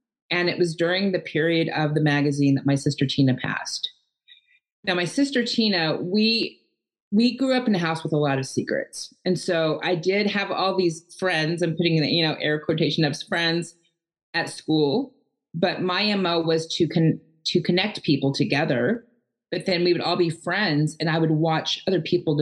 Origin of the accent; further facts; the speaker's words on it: Edmond, Oklahoma, United States; I was born and raised in Edmond, Oklahoma, outside of Oklahoma City